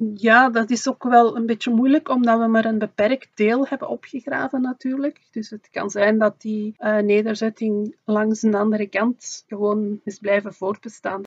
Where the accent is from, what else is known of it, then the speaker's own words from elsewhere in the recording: Flanders, Belgium; bij ons in Vlaanderen